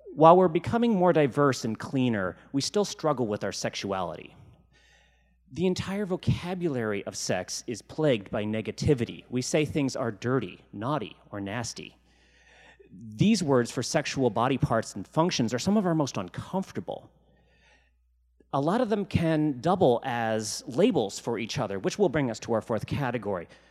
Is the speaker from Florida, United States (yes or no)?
no; Virginia, United States; now in Seattle, United States; When I was growing up in Virginia